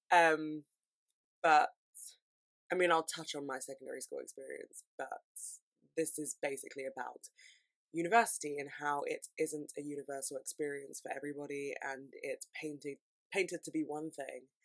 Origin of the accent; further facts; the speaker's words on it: London, United Kingdom; I'm from London